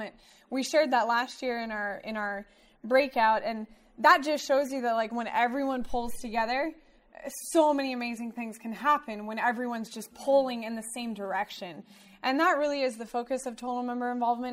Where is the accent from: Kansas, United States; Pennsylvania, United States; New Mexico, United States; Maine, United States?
Kansas, United States; Wichita; also born or lived in Central California; now in Southern California, United States; I grew up in Wichita, Kansas.